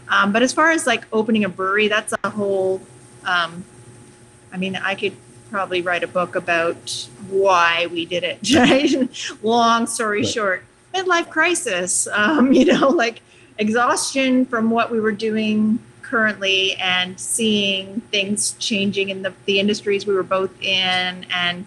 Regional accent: Montreal, Quebec, Canada; now in Uxbridge, Canada; I grew up in Montreal

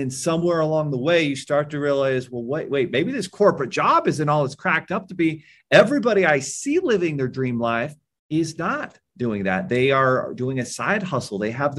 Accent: Southern Utah, United States; I'm the oldest of 9 kids in a little town in Southern Utah.

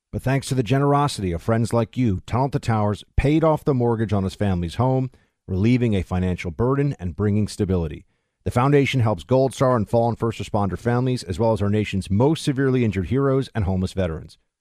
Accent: New York, United States; as a New Yorker

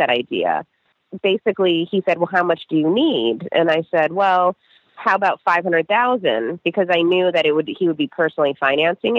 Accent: Cleveland, Ohio, United States; moved away; I grew up in Cleveland where none of the cheerleaders were white

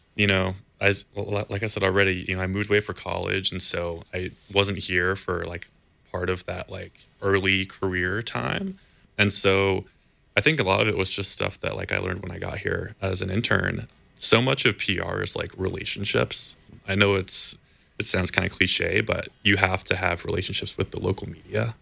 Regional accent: Campbell, California, United States; I grew up in Campbell, California, which is just, you know, 10 or 15 minutes away from the stadium here in Santa Clara

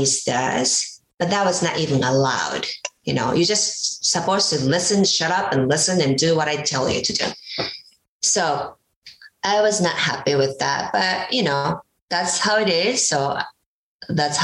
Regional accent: Japan; moved away; I grew up in Japan, and women supposed to just follow men or listen to authorities

